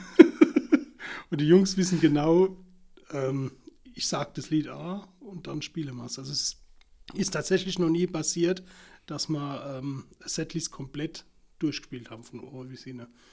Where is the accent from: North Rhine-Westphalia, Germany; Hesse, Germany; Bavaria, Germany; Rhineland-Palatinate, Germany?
Rhineland-Palatinate, Germany; Ich bin hier in Deutschland geboren und aufgewachsen